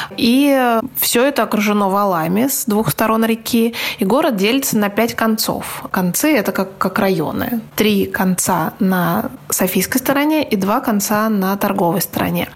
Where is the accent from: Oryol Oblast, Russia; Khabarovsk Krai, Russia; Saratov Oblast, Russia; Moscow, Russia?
Moscow, Russia; как москвичи